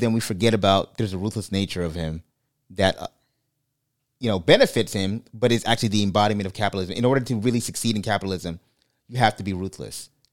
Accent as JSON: {"language": "English", "town": "New York City", "region": "New York", "country": "United States", "moved": "yes", "said": "I'm from Brooklyn"}